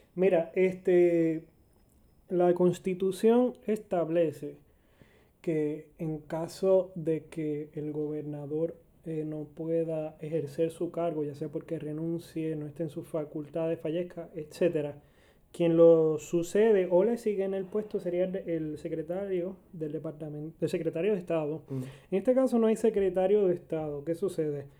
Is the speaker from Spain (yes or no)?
no; Arecibo, Puerto Rico; Yo que soy de Arecibo